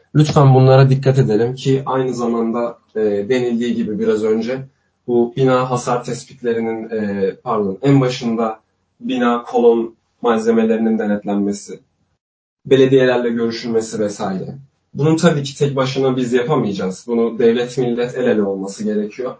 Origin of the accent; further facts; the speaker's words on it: Elazığ, Elazığ Province, Turkey; Ben Elazığ Elazığlıyım ben.